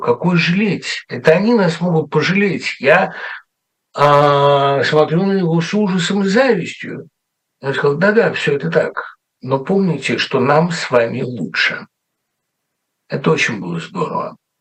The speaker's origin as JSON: {"language": "Russian", "country": "Russia", "moved": "as an adult", "lives_now": "United States", "said": "я из России"}